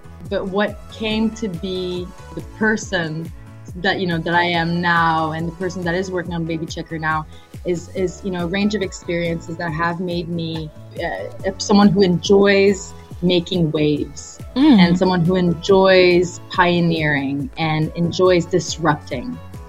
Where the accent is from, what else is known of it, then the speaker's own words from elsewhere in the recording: Montreal, Quebec, Canada; born there; first language French; English is a second language; Yeah, sure. So My background is, well, I'm Canadian. I'm French-Canadian, as you may have been able to tell by the pronunciation of my name. So my mother tongue is French. I was born in Montreal.